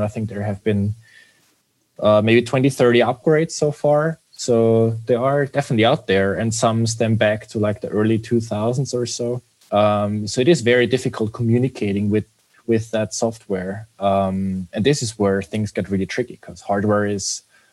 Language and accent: English; Vienna, Austria; also born or lived in Munich; I'm actually from Vienna, born and raised, and it has always been my home base